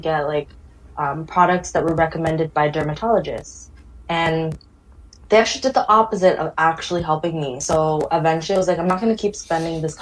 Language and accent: English; Toronto, Ontario, Canada; also born or lived in Ottawa; I'm from Toronto, but lived in Ottawa for about 6 years pursuing my education